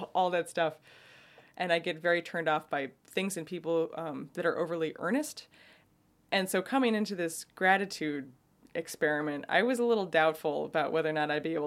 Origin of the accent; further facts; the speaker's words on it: New York, United States; also born or lived in Oakland, California; now in California, United States; I'm from New York